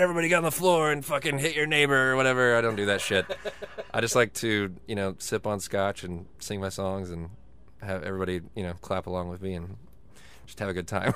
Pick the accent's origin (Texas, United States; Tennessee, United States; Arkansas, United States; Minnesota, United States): Texas, United States; Dallas; that's my hometown